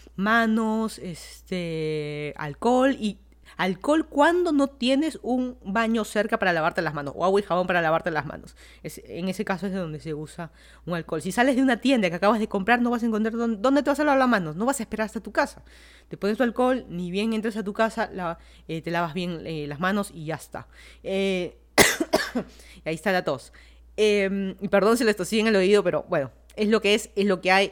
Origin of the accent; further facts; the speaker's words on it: Lima, Peru; moved away as an adult; also born or lived in Miami, United States; now in Fairfax County, Virginia, United States; una ciudad que en teoría es la ciudad que nací, que crecí